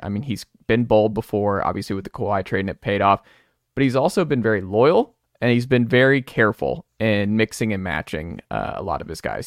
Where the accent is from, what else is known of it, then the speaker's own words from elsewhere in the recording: Atlanta, Georgia, United States; I'm from Atlanta and we had the nineteen ninety-six Olympics